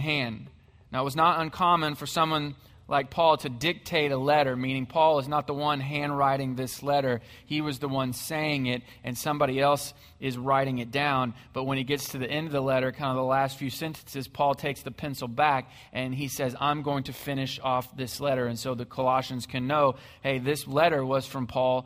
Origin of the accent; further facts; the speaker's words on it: Missouri, United States; I grew up in Missouri